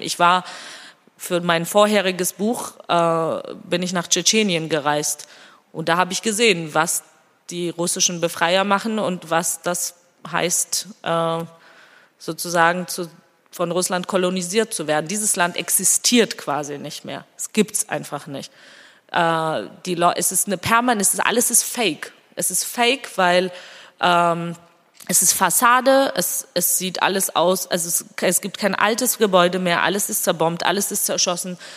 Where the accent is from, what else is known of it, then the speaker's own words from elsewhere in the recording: Georgia; first language Georgian; German is a second language; moved away; meine Muttersprache auch sehr sehr stark da und ich rede mit meinen Kindern zum Beispiel ausschließlich Georgisch